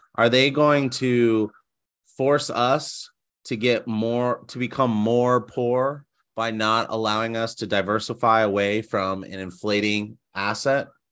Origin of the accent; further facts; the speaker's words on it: United States; as an American citizen